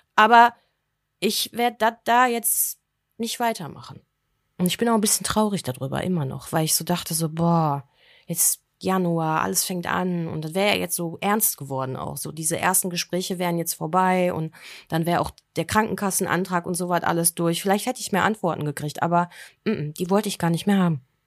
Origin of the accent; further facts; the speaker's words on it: Germany; bei uns in Deutschland